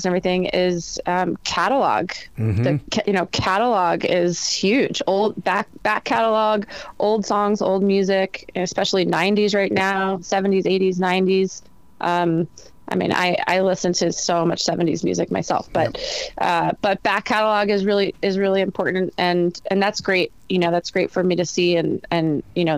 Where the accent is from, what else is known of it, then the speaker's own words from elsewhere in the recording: New Jersey, United States; I'm from New Jersey